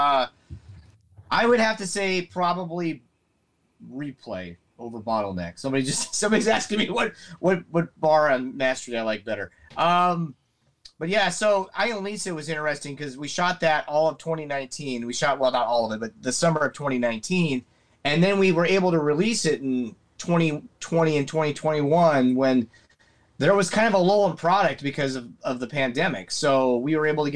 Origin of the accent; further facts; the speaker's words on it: Nebraska, United States; I grew up in Nebraska, small town